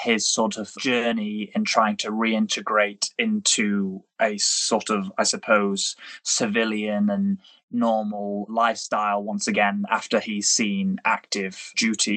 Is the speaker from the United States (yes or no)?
no; United Kingdom; being British and having a brother who serves in the British Army